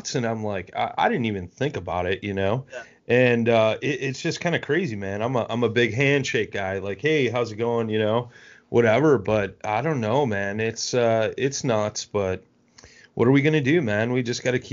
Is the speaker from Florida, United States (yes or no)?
no; North Central Illinois, United States; I'm from North Central Illinois, about an hour and a half west of Chicago, 10 minutes south of the Wisconsin border